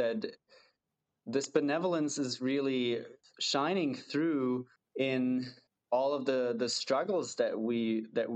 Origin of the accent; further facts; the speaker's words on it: Germany; English is a second language; now in Canada; I'm from Germany